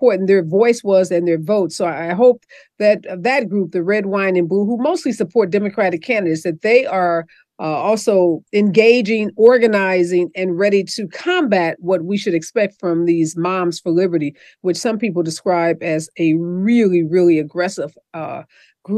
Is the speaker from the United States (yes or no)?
yes; Missouri, United States; my state, Missouri, my home state